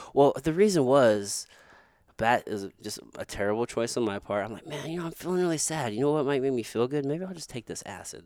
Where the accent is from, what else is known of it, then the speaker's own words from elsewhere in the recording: Potosi, Missouri, United States; moved away; I grew up in a place called, it's called Potosi, Missouri.